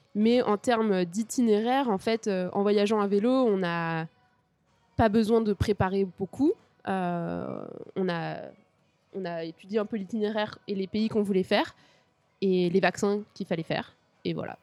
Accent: Paris region, Île-de-France, France; moved away as an adult; also born or lived in Grenoble; now in Japan; je viens de région parisienne

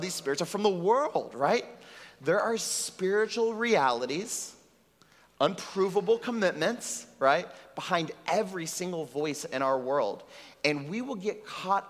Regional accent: Texas, United States; now in Puerto Rico; I grew up in Texas

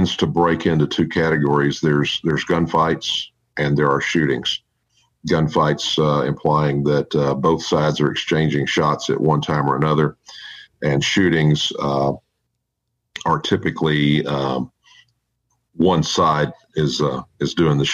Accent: Texas, United States; I am a fifth generation native Texan, so therefore I am a Texan.

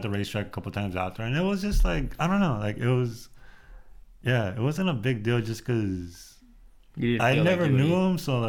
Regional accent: Los Angeles, California, United States; I was born in City Terrace by East L.A., grew up in East L.A., pretty much

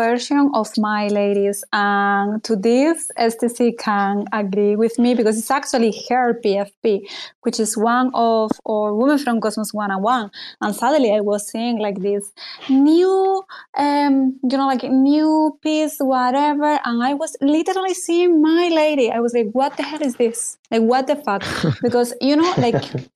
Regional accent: Spain; I'm from Spain

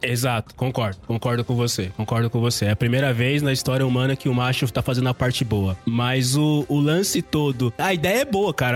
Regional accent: Brazil; nós que somos brasileiros

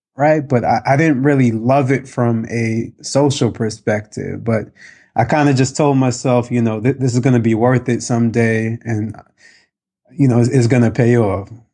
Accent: New York, United States; I grew up in New York, very diverse

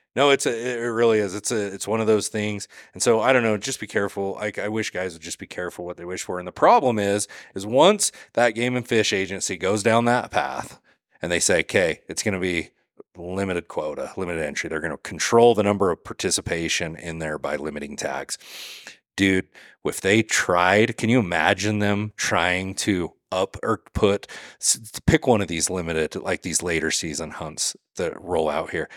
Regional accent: Utah, United States; now in Southeast Idaho, United States; I grew up in Utah, I live in Idaho now

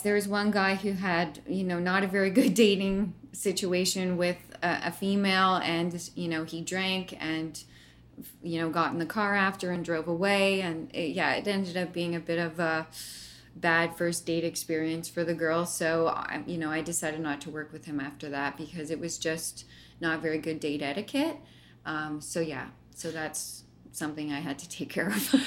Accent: Brantford, Ontario, Canada; I grew up in Brantford, Ontario

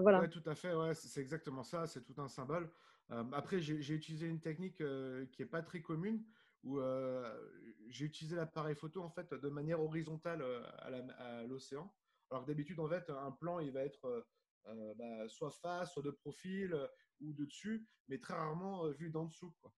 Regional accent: Nice, Provence-Alpes-Côte d'Azur, France; moved away; also born or lived in Middle East; à la base, je suis de Nice, je suis du, sud de, la France comme toi.

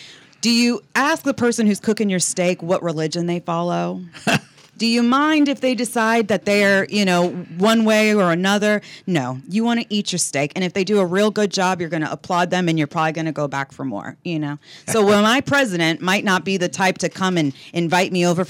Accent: Florida, United States; Well, I'm 35 years old. I am originally from Florida, but I've bounced all over the world.

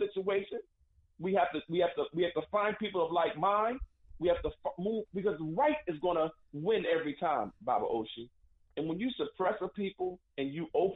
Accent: United States

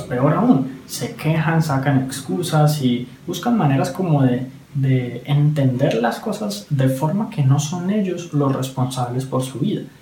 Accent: Colombia; en mi país, Colombia

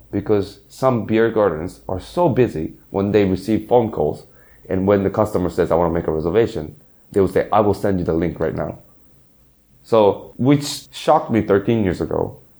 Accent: Singapore; I grew up in Singapore, and I still remember, but in history class

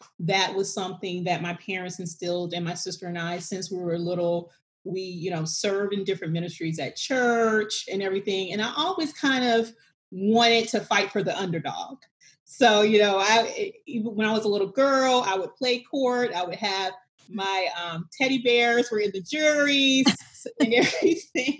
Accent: South Carolina, United States; moved away as an adult; now in Florida, United States; I am from South Carolina

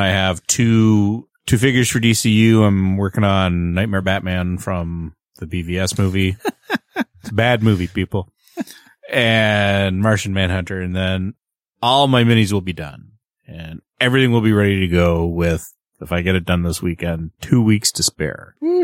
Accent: Canada; And I am the Canadian.

